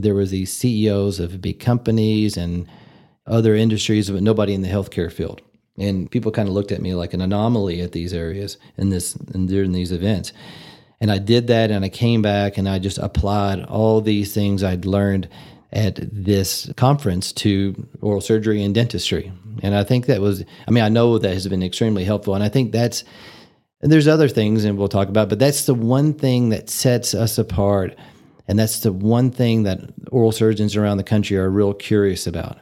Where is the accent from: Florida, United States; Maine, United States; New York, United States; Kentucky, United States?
Kentucky, United States; Louisville; moved away as an adult; also born or lived in Tennessee / Memphis, Tennessee; now in Amarillo, United States; I grew up in Louisville, Kentucky, and I was born in Tennessee, but I spent most of my life in, in Louisville, and that's where I lived through high school.